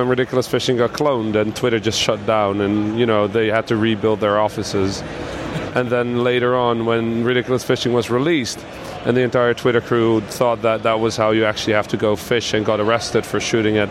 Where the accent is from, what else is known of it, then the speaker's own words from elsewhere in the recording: Netherlands; moved away as an adult; I'm half Dutch, half Egyptian, right? So I was born in the Netherlands